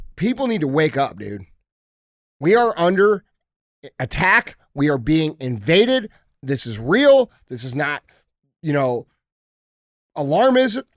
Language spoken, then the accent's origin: English; United States; I'm an American regular dude trying to care about what's going on in this country